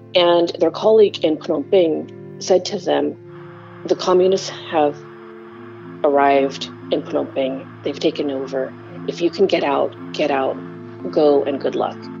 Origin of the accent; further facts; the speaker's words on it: Corvallis, Oregon, United States; also born or lived in Kampong Som, Cambodia; my hometown um, there in Oregon